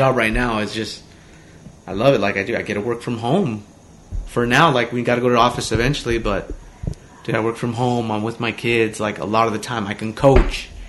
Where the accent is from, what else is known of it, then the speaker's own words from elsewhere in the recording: Omaha, Nebraska, United States; we grew up in Omaha